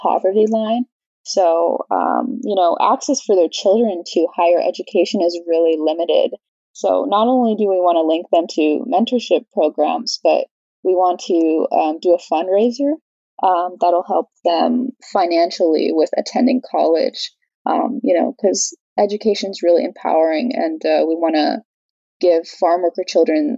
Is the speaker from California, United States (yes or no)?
yes; Central Valley, California, United States; I'm from the Central Valley, and my family migrated there to work in the agricultural industry